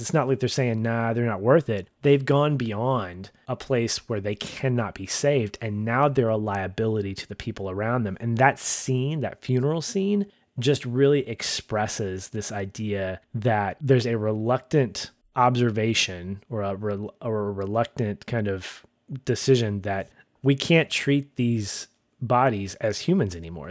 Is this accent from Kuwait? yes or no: no; United States; as a Westerner, as an American